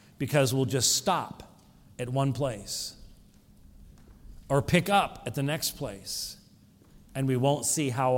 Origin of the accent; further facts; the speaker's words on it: Scotland, United Kingdom; I'm a Scotsman.